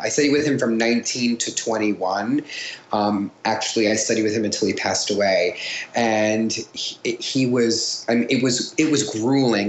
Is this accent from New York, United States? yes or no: yes; Long Island, New York, United States; I'm from Long Island